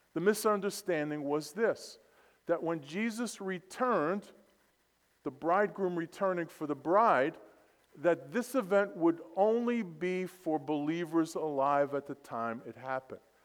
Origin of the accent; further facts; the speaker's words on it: New York City, New York, United States; born and raised in Brooklyn, New York.